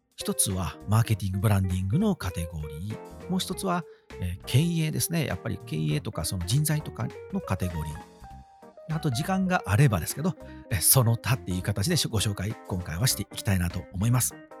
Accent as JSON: {"language": "Japanese", "region": "Wakayama", "country": "Japan", "tie": "born or raised there", "said": "地元和歌山愛が旺盛で"}